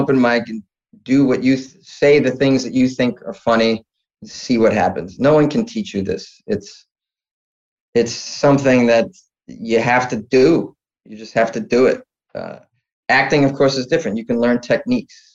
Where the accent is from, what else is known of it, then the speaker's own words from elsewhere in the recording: Boston, Massachusetts, United States; moved away; also born or lived in New York City / Los Angeles; I'm originally from Boston